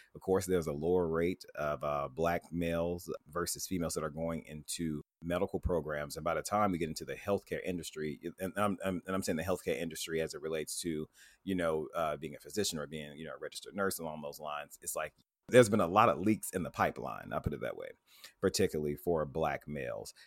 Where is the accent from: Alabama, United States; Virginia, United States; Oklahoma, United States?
Alabama, United States; Tuscaloosa; I grew up in Tuscaloosa, Alabama